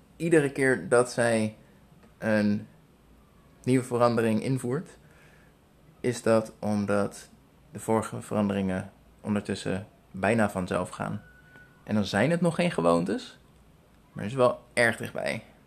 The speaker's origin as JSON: {"language": "Dutch", "country": "Netherlands", "tie": "born or raised there", "moved": "as an adult", "lives_now": "Philippines", "said": "Ik ben eh, geboren en getogen in Nederland."}